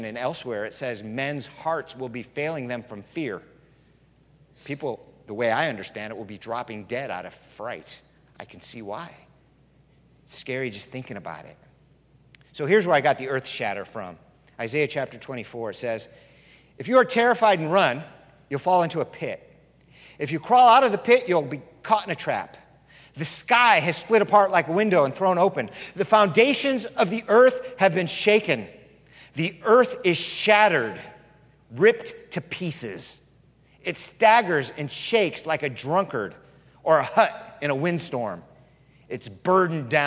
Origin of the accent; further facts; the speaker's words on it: California, United States; moved away; I'm from California